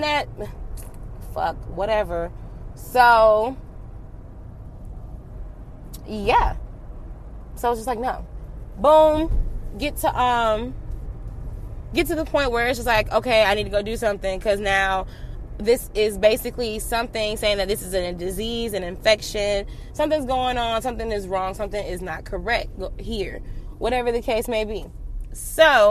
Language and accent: English; Atlanta, Georgia, United States; I'm from Atlanta